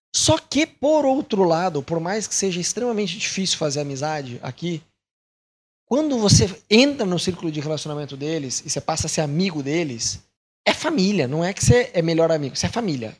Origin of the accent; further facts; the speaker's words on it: Brazil; moved away as an adult; now in Argentina; sendo brasileiro